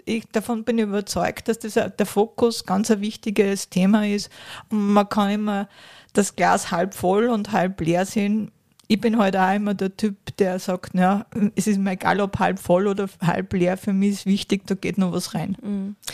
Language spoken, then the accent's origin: German; Kronstorf, Upper Austria, Austria; ich bin ja aus Kranzdorf